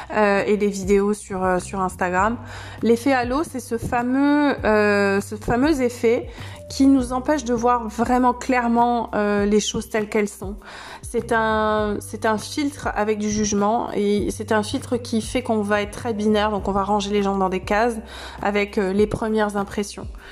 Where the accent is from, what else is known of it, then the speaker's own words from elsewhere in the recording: Saintes-Maries-de-la-Mer, Provence-Alpes-Côte d'Azur, France; dans un village dans lequel j'ai grandi, les saintes maries de la mer la capitale de la Camargue.